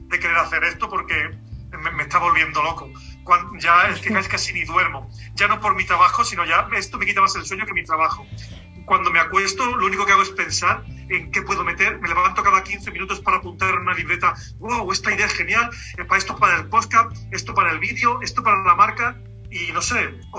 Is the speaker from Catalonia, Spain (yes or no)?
no; Cádiz, Andalusia, Spain; now in Albacete, Spain; Pues sí, sí, vivo Albacete, pero